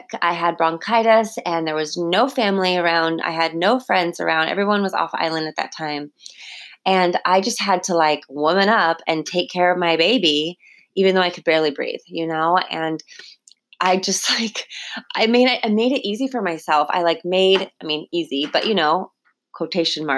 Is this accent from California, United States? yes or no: yes; California, United States; now in Hawaii, United States; I was growing up in California